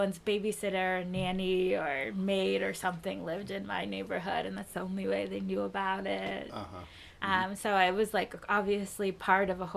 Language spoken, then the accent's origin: English; New York City, New York, United States; I'm from Brooklyn, and I like my hometown